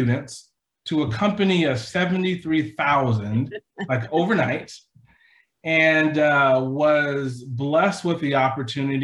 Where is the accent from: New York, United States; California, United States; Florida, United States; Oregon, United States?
California, United States; Silicon Valley; moved away as an adult; also born or lived in Walla Walla, Washington; I'm from California, born and raised in Silicon Valley